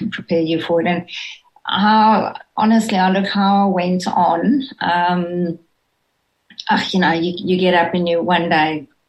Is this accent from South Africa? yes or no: yes; South Africa; moved away as an adult; now in Australia; opportunities that we would never have had in South Africa. So, yes, I know I don't sound Australian